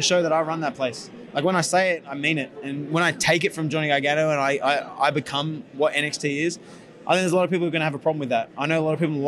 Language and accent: English; Australia; accent: Australian; now in United States; I have an Australian accent in America.